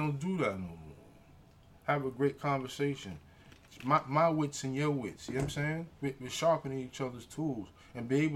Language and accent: English; New York City, New York, United States; We're not just from the Bronx